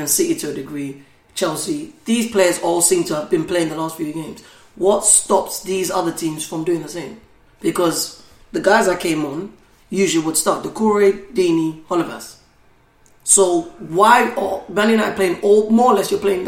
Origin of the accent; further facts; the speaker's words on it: Ghana; I'm Ghanaian